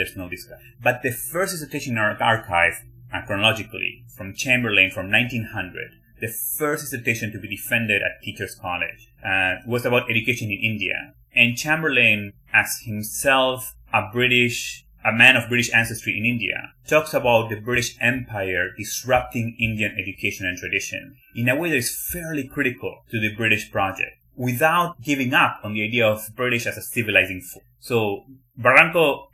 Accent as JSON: {"language": "English", "country": "Argentina", "tie": "born or raised there", "moved": "as an adult", "lives_now": "United States", "said": "So I came from Argentina to the US."}